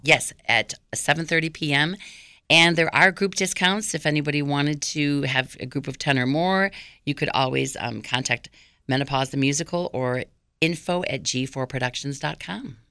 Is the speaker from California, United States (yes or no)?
no; Waukegan, Illinois, United States; I was born in Waukegan, Illinois